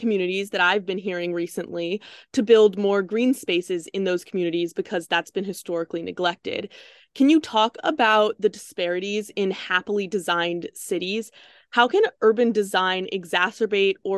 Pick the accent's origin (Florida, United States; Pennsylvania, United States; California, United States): California, United States; Bay Area; I'm from the Bay Area